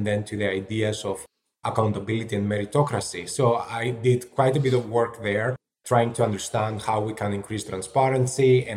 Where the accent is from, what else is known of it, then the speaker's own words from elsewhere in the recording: Athens, Attica, Greece; moved away as an adult; also born or lived in London; now in Boston, United States; I grew up in Athens in Greece